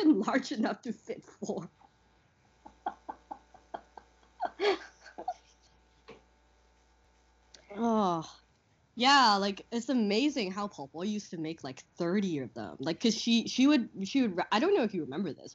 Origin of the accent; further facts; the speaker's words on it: Canada; moved away as an adult; now in Hong Kong; when we were growing up in Canada